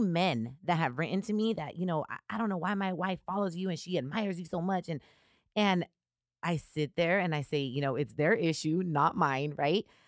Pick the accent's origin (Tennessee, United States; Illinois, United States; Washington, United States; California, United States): California, United States; Riverside; also born or lived in Chicago; I'm originally from Riverside, I grew up in Riverside